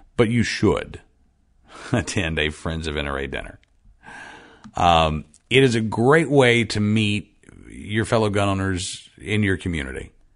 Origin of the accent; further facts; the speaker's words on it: Oklahoma City, Oklahoma, United States; moved away; I grew up in Oklahoma City